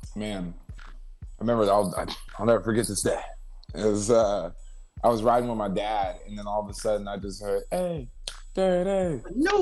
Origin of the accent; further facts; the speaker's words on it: Ventura, California, United States; moved away as an adult; also born or lived in San Fernando Valley, California / Los Angeles; I was originally from the Valley but then I moved to Ventura, right? So I mm-hmm. grew up kind of in Ventura, which is like an hour away from